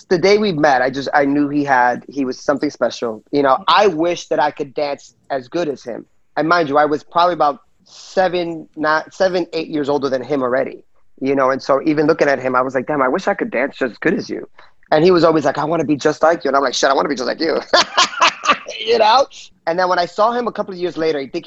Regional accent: Union City, New Jersey, United States; I was raised in Jersey, in Union City, New Jersey.

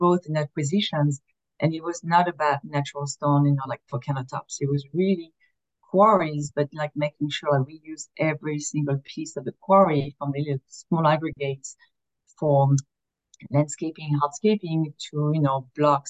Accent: France; moved away as an adult; now in Philadelphia, United States; I was born and raised in France. I've been here in the US for 20 years

